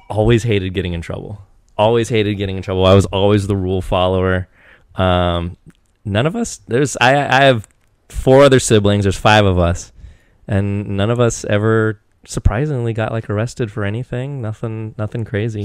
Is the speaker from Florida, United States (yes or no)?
no; Eastern Washington, United States; I grew up in Eastern Washington